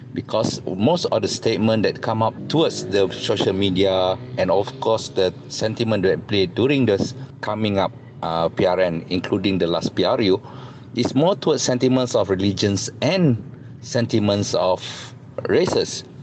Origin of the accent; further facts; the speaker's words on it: Malaysia; we are Malaysian